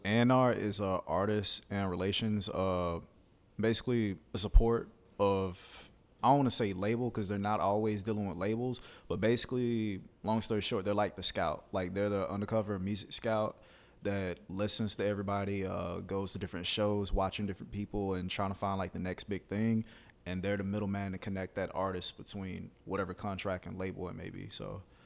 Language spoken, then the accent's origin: English; Alabama, United States; now in Gainesville, United States; I'm from Alabama.